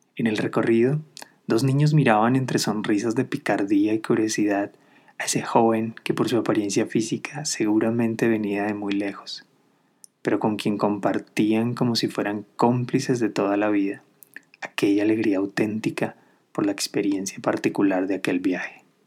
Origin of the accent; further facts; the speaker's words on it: Colombia; Después de regresar a mi país de origen, Colombia